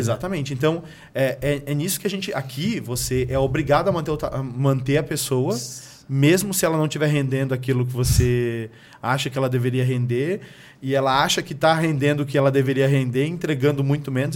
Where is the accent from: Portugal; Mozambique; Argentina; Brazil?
Brazil; São Paulo; moved away as an adult; also born or lived in Pernambuco; now in United States; sou do interior de, de Pernambuco e cresci na periferia de São Paulo